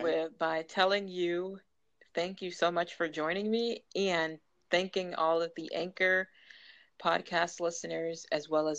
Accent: Massachusetts, United States; I am from Massachusetts

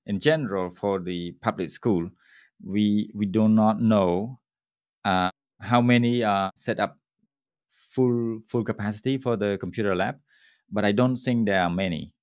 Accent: Cambodia; my hometown with a seven thousand people's, uh, population on an island.

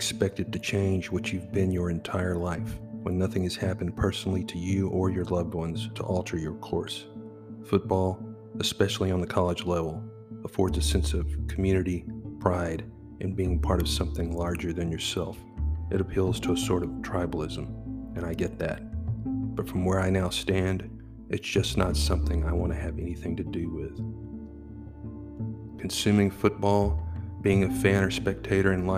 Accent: Texas, United States; I grew up in Texas, came from a football family

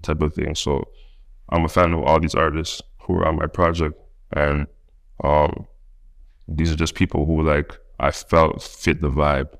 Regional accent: Toronto, Ontario, Canada; accent: Toronto; moved away; also born or lived in United States; I'm from Toronto

